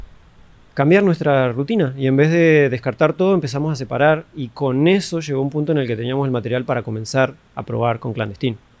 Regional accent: Argentina; also born or lived in Colombia; now in Panama; yo soy de Argentina, me encanta Argentina, amo mi país, que ni es mío, pero lo amo, amo la gente, amo cómo crecí

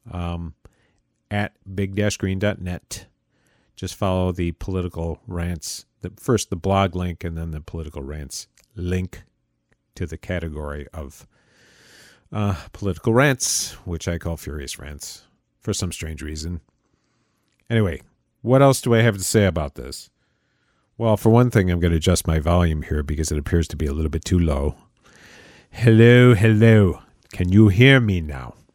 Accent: United States; as an American

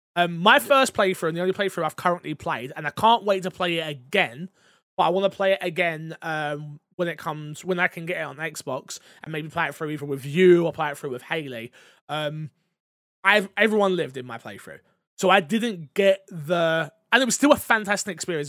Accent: England, United Kingdom; as an English person

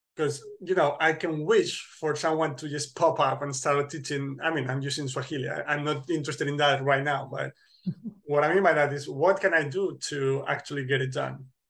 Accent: center north of Spain, Spain; moved away as an adult; now in Poland; my hometown hmm. which mm. is in the center north of spain

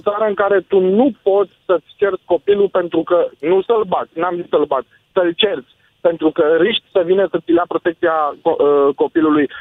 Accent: Romania; moved away as an adult; also born or lived in United Kingdom; noi suntem români și te, te atrage ceva către pământul ăsta

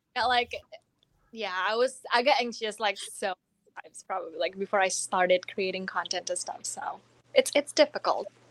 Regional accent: Indonesia; English is a second language; moved away as an adult; now in Florida, United States; I'm already from Indonesia. I came to America, I came to college in two thousand twelve

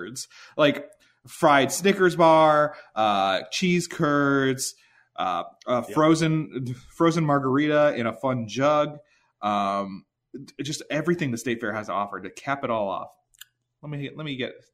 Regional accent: near the Eastern States Exposition, Massachusetts, United States; it happens right next to my hometown

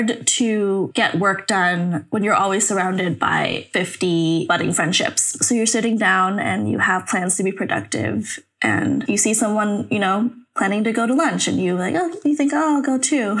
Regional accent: New York City, New York, United States; I'm from New York City, so a lot of other cities are going to feel small

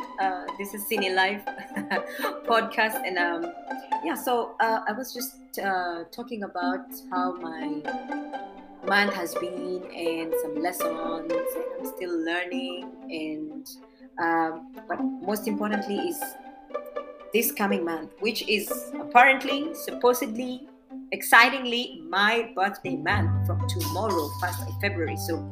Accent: Embu, Embu County, Kenya; I come from Embu and I am proud.

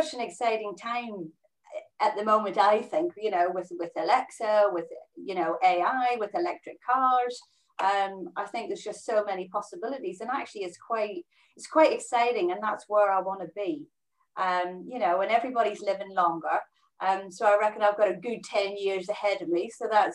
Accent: Northern Ireland, United Kingdom; moved away as an adult; also born or lived in Middlesbrough / Bristol / Belgium / Brazil; I'm originally from Northern Ireland. I left when I was 19

